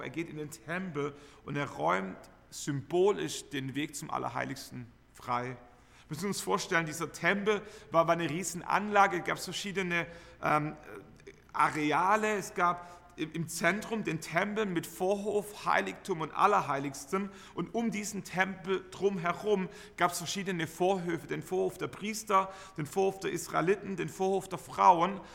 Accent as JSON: {"language": "German", "country": "Germany", "said": "Wir, wir kennen Enthusiasmus als Deutsche"}